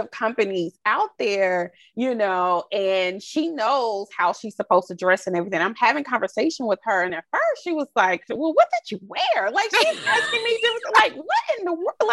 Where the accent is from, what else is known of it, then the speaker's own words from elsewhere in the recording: the South, United States; Again, I'm from the Bible Belt South.